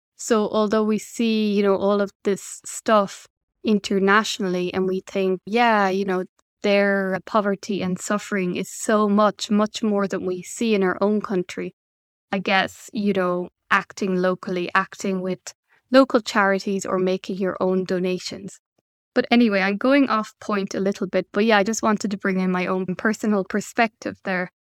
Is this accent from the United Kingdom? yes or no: no; Ireland; now in Belgium; my home country is on an island in Ireland, and it's really important for me to visit my family from Belgium